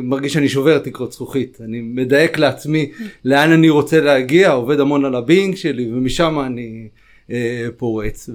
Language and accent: Hebrew; Ashkelon, Southern District, Israel; גדלתי באשקלון